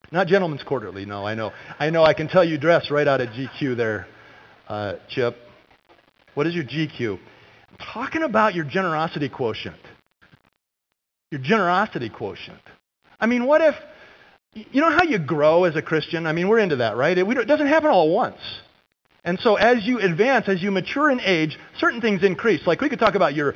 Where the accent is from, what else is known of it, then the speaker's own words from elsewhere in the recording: California, United States; moved away; when I was a kid growing up in California